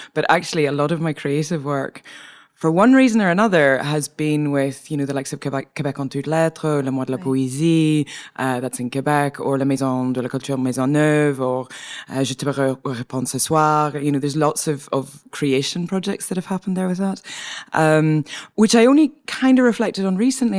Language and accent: English; Northern Ireland, United Kingdom; moved away as an adult; also born or lived in Edinburgh, Scotland; now in Montreal, Canada; I come from Northern Ireland, uh, from a Protestant background in Northern Ireland